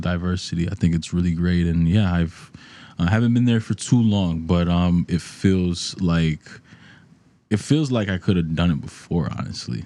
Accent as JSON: {"language": "English", "town": "New York City", "region": "New York", "country": "United States", "tie": "born or raised there", "moved": "as an adult", "lives_now": "Nashville, United States", "said": "growing up in New York, you're exposed to hip hop, um, amongst other genres, um, especially where I was in the, in the Bronx"}